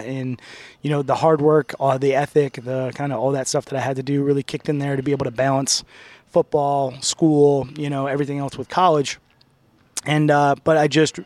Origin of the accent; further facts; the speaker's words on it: Sherrill, New York, United States; I grew up in Central New York, right in between Syracuse and Utica, a small city called Sherrill, New York, right outside of Oneida, New York